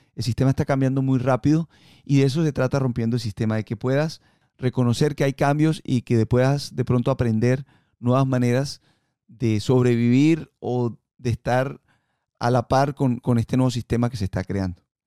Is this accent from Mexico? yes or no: no; Colombia; moved away; yo nací en Colombia y ahí en, en, Colombia fue donde aprendí a surfear